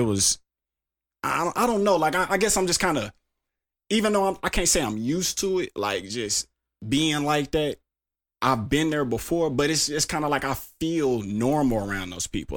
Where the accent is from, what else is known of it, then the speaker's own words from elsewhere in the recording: Tulsa, Oklahoma, United States; I'm from Tulsa, Oklahoma.